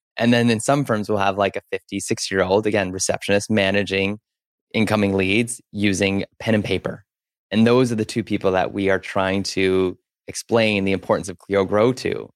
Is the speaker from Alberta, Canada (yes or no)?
yes; Spruce Grove, Alberta, Canada; now in Vancouver, Canada; I grew up in Spruce Grove